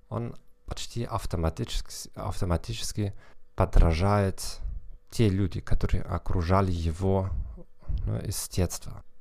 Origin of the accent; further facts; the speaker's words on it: Northern Germany, Germany; accent: Northern German; Russian is a second language; я из Северной Германии